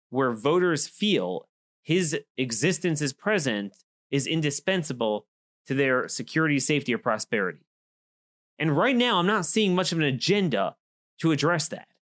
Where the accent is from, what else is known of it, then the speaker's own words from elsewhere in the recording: Baltimore, Maryland, United States; my hometown of Baltimore